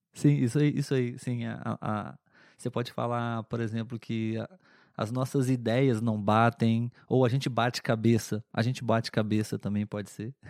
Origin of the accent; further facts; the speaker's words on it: Brazil; nós aqui no Brasil